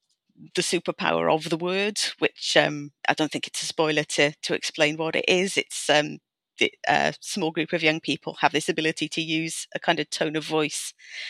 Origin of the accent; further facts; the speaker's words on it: Wales, United Kingdom; As you might have noticed, I'm Welsh, which means that you grow up immersed in language politics, whether you want to or not.